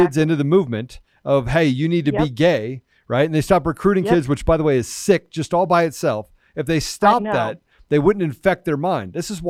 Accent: East Coast, United States; I grew up on the East Coast.

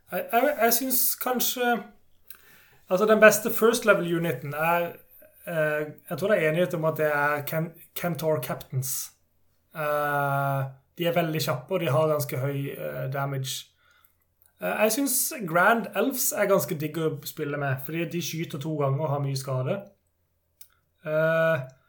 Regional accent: Kristiansand, Agder, Norway; jeg er jo fra Kristiansand, så er jeg i Agder

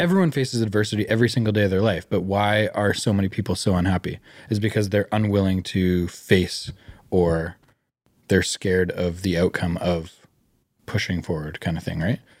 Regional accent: Vancouver, British Columbia, Canada; growing up in Greater Vancouver, we're very, very privileged

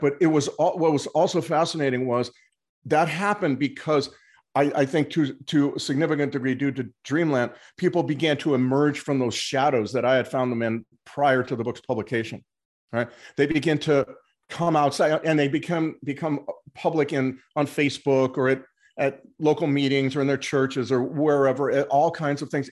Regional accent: Los Angeles, California, United States; moved away as an adult; also born or lived in Mexico; I'd grown up in Los Angeles

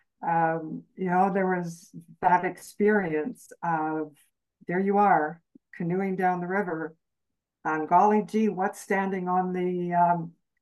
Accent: Canadian Prairies, Canada; I grew up on the Canadian prairies

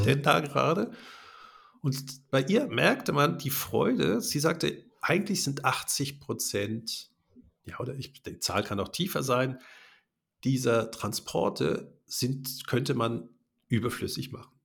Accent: Germany; now in Switzerland; wir Deutsche, ich bin, bin in Deutschland geboren

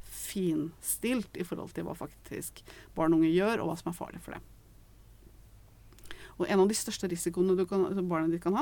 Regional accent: Eastern Norway, Norway; jeg er fra Østlandet, så da var det generelt så var det også sånn ikke vær sammen med folk fra Kolbotn.

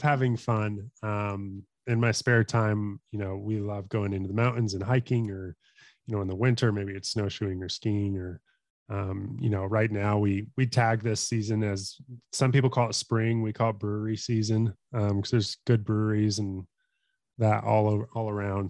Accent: Colorado, United States; also born or lived in Tulsa, Oklahoma; I grew up in Colorado, um, have lived here all my life other than when I moved to Oklahoma, um, to go to school at Oral Roberts in Tulsa.

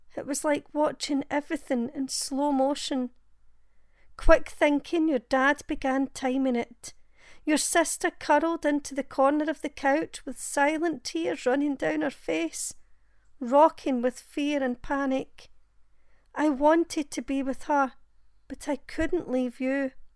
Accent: Glasgow, Scotland, United Kingdom; I'm from Glasgow in Scotland

